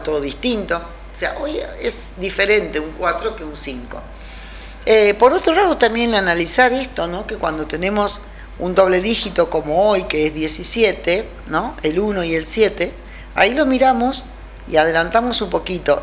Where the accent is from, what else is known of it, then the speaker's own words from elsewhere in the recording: Rosario, Santa Fe, Argentina; moved away as an adult; also born or lived in Spain; now in Traslasierra, Argentina; Yo me vine a Rosario, que era de donde había salido.